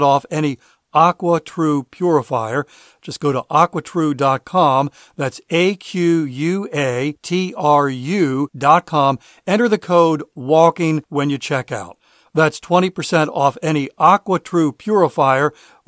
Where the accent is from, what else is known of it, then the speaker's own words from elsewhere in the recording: Maryland, United States; I grew up in Maryland, lived an hour away from D.C.